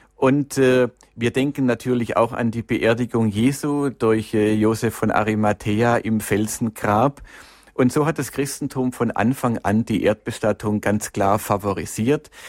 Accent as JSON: {"language": "German", "town": "Stuttgart", "region": "Baden-Württemberg", "country": "Germany", "tie": "born or raised there", "said": "in Stuttgart, in meiner Heimatstadt"}